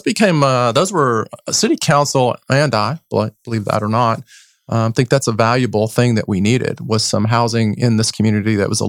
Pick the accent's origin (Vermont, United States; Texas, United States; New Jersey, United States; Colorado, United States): Texas, United States; I'm a native Texan